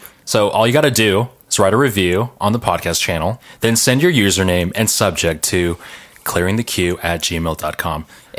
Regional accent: San Marino, California, United States; Correction, San Marino. But I mean, it's adjacent to Pasadena.

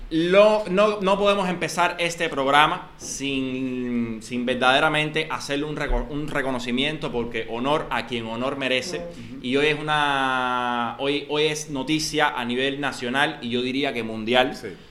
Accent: Cuba; somos cubanos

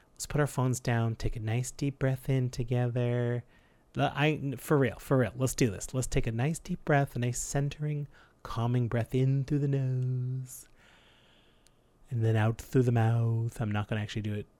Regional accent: Canada; We're proud Canadian podcasters

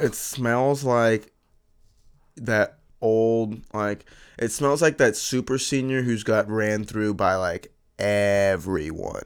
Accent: Florida, United States; we, we're from Florida, very southern state

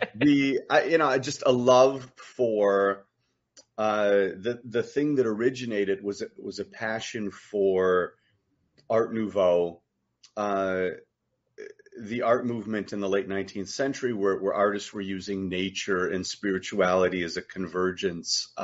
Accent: United States; as an American, two generations

